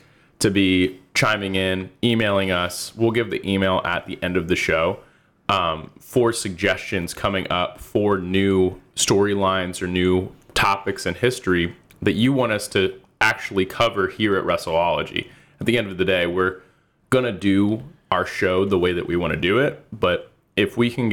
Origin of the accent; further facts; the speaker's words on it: Delaware, United States; moved away; I grew up in Delaware at the time